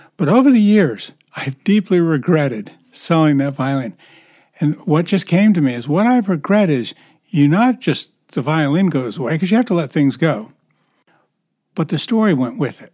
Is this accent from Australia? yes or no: no; United States; I'm an American